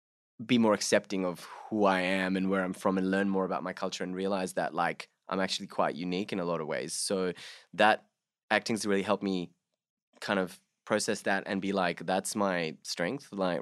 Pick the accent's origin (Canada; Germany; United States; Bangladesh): Bangladesh; So I'm my parents are of Hindu background, so that, you know, growing up in Bangladesh, I was also a minority.